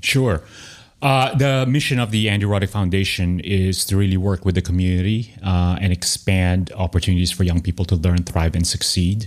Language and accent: English; Manila, Metro Manila, Philippines; now in Austin, United States; growing up in Manila